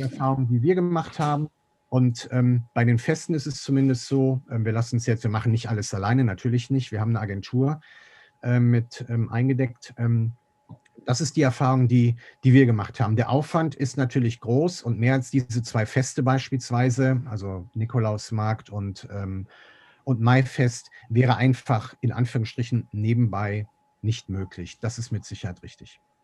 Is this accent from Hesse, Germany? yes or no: no; Meerbusch, North Rhine-Westphalia, Germany; bin gebürtiger Meerbuscher, bin in Land geboren